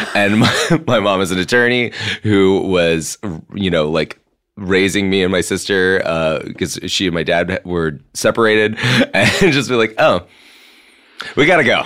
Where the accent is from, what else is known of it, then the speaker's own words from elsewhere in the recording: Mississippi, United States; moved away; I'm from Mississippi